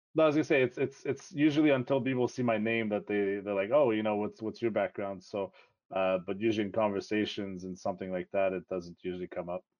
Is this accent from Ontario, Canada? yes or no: yes; Toronto, Ontario, Canada; first language French; English is a second language; also born or lived in Quebec; my dad got a job transfer and we moved to Toronto, so I ended up growing up in the Toronto area